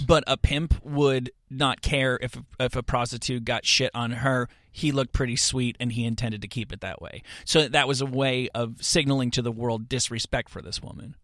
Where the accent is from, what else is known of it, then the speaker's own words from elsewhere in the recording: suburban New Jersey, United States; moved away; I am, uh, a person from suburban New Jersey